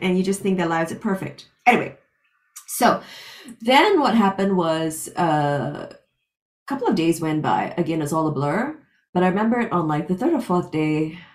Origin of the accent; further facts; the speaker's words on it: Singapore; moved away as an adult; also born or lived in London / Los Angeles; Born and raised in Singapore, got a full scholarship to read my master's in London